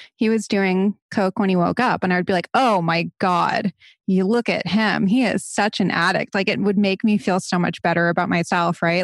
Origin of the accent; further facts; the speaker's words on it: Barrington, Rhode Island, United States; moved away as an adult; now in Los Angeles, United States; I'm originally from Barrington, Rhode Island